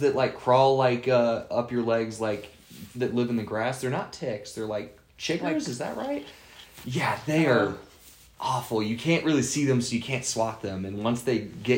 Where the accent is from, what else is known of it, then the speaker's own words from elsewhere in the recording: Indiana, United States; I was born in Indiana